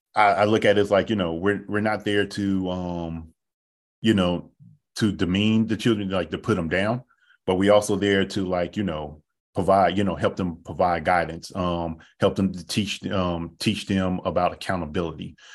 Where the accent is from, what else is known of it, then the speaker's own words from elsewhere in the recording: Oakland, California, United States; moved away as an adult; also born or lived in Sacramento, California; I'm from Oakland, California, born, raised, grew up there